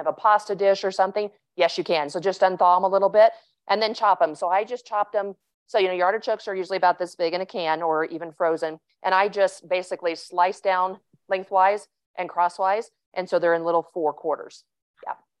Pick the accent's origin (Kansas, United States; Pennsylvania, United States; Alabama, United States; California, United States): Kansas, United States; I grew up in Kansas